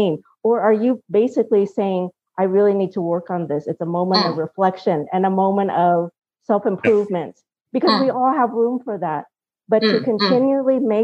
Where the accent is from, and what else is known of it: Vietnam; English is a second language; now in Colorado, United States